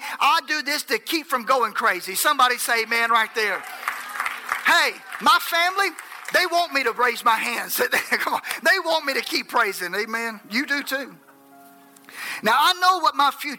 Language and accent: English; Enterprise, Alabama, United States